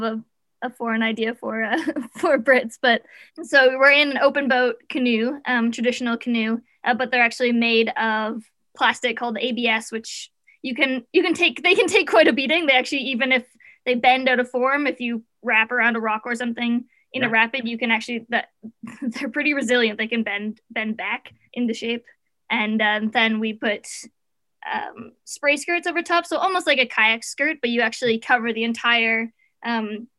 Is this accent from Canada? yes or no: yes; close to Ottawa, Ontario, Canada; moved away as an adult; now in Squamish, Canada; I grew up in Ontario, like close to Ottawa